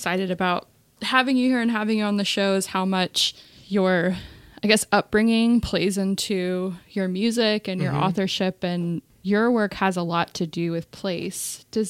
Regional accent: outside Houston, Texas, United States; also born or lived in Austin, Texas; I grew up outside Houston, but I've lived in Austin.

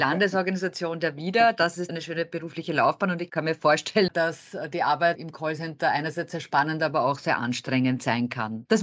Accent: Vienna, Austria; ich als Wienerin komme auch gerne nach

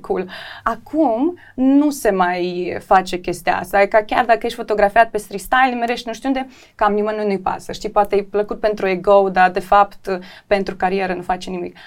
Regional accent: Chișinău, Moldova; also born or lived in London; sunt din Chișinău

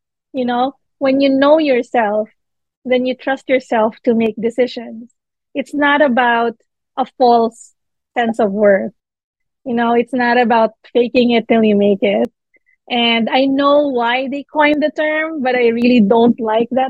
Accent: Manila, Metro Manila, Philippines; now in New York, United States; I'm Filipino, born and raised in the Philippines

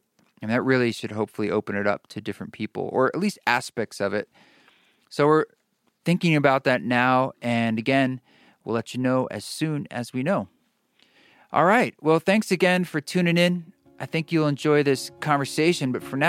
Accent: Oregon, United States; I grew up in Oregon, and my upbringing, although like I was in Boy Scouts, my parents and I, we all went camping, and I think that made a pretty indelible influence on me.

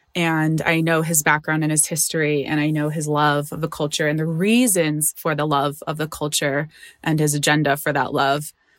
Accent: Chicago, Illinois, United States; I always grew up in Chicago

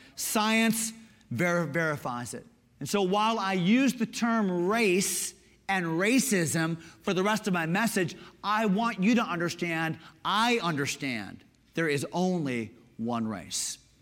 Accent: Connecticut, United States; Growing up in Connecticut, we're a little bit more East Coast, progressive

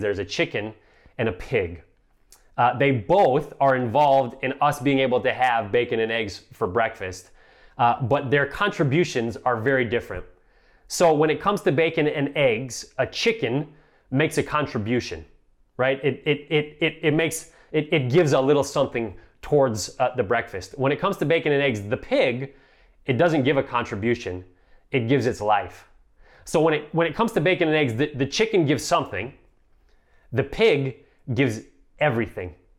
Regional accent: Midwest, United States; moved away as an adult; also born or lived in Boston area; I'm a child of the Midwest

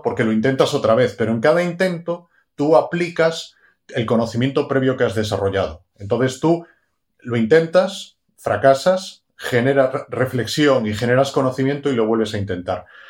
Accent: Galicia, Spain; estaba en Galicia, soy gallego

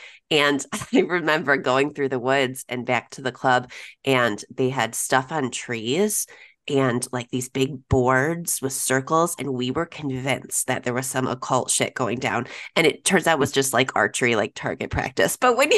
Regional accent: Elgin, Illinois, United States; I grew up in Elgin.

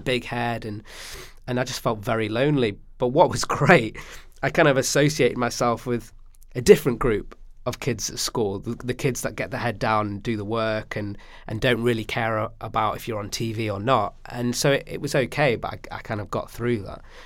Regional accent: Stockport, North West England, United Kingdom; growing up in Stockport, talking about what it was like for me juggling two cultures

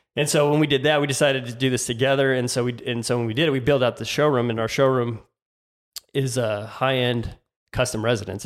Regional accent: Tucson, Arizona, United States; I grew up in, uh, Tucson, Arizona. I'm from Tucson, which is south of Phoenix

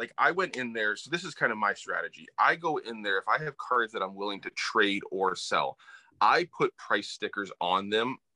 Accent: Plymouth, New Hampshire, United States; now in Springfield, United States; grew up, born and raised in New Hampshire, central New Hampshire, the White Mountains. So a little town called Plymouth

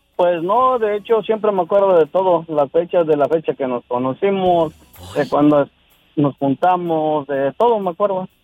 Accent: Yautepec, Morelos, Mexico; Yautepec, de donde yo soy.

